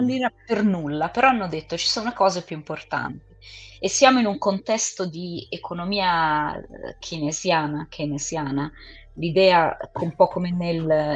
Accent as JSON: {"language": "Italian", "region": "England", "country": "United Kingdom", "moved": "yes", "said": "io sono inglese"}